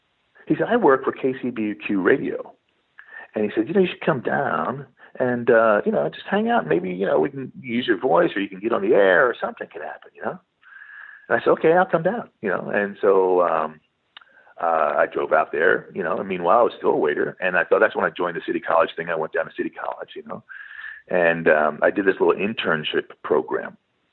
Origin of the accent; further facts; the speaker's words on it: East Coast, United States; I grew up in the East Coast, played basketball on a basketball team, you know, in high school.